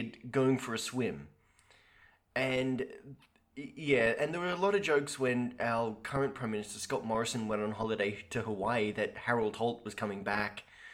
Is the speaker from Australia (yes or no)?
yes; Australia; Having played rugby over there as an Australian in high school